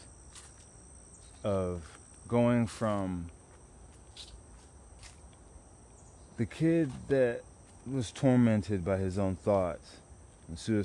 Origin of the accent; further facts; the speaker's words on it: Dallas, Texas, United States; also born or lived in San Antonio; I grew up in South Dallas, particularly South Oak Cliff back in the day, early 90s